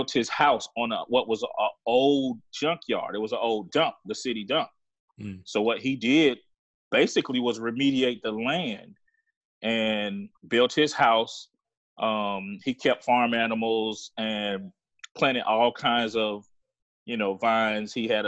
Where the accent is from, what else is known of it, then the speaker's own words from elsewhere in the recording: Hepzibah, Georgia, United States; Like I said, man, I grew up in the Southeast, so I'm a country boy. Mm-hmm. I grew up just meandering around my grandparents' house. You know, they lived out in the countryside, this little city or a little town called Hepzibah, Georgia.